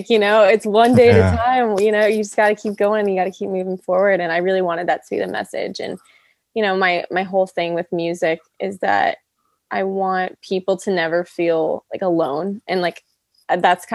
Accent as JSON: {"language": "English", "town": "Los Angeles", "region": "California", "country": "United States", "tie": "born or raised there", "also_born_or_lived": "Kingston, Ontario, Canada / Nashville", "said": "I was born"}